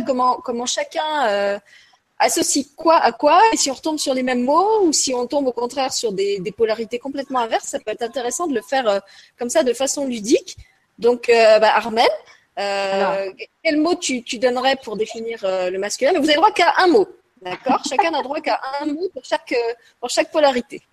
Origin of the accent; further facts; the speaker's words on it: Lorraine, Grand Est, France; je suis Lorraine et que je viens d'un pays, d'une région qui a été très très marquée par la guerre